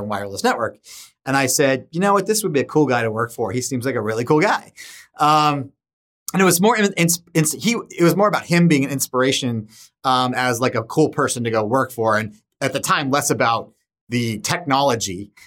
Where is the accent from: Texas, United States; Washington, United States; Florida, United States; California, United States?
California, United States; Solana Beach; growing up in San Diego is just, was just a fantastic experience